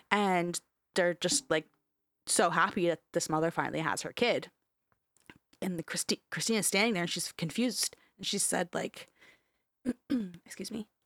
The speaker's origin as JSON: {"language": "English", "country": "Canada", "said": "we're fucking Canadian"}